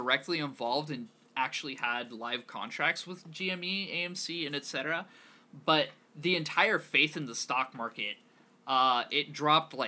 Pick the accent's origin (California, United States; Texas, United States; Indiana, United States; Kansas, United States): Kansas, United States; growing up in Kansas